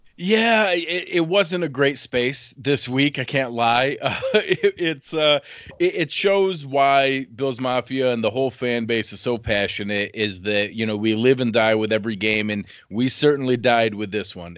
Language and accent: English; Western New York, United States; I grew up wrestling in Western New York, and all my cousins played hockey.